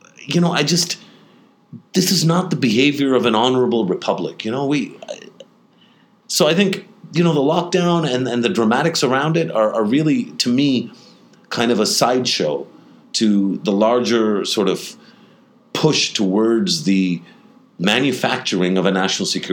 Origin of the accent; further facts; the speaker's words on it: Pakistan; as a Pakistani